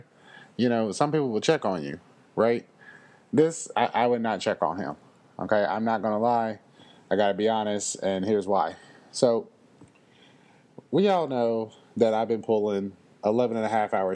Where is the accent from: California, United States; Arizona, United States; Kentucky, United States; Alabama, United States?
Kentucky, United States; Louisville; I am from Louisville. And it's just the way I was raised